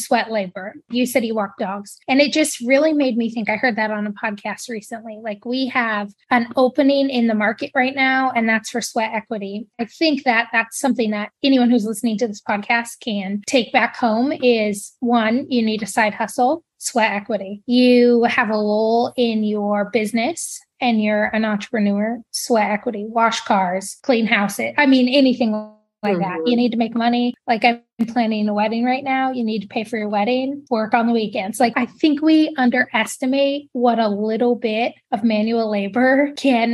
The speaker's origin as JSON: {"language": "English", "region": "Montana", "country": "United States", "said": "I'm a Montanan through and through"}